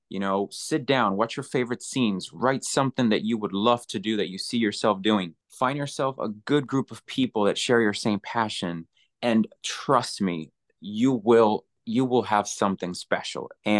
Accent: Puerto Rico; now in Los Angeles, United States; I am originally born and raised in Puerto Rico.

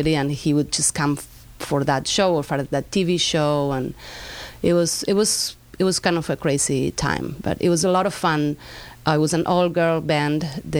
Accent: Argentina; also born or lived in Spain; now in Los Angeles, United States; My parents are from Spain. I grew up in Argentina. My parents moved back to Spain at some point, so I moved with them. Then I went back to Argentina.

